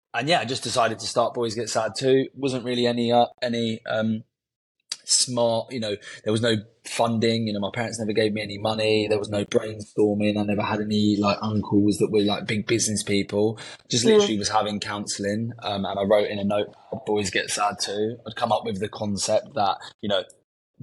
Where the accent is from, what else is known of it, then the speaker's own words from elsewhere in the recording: London, United Kingdom; I'm born and raised in Southwest London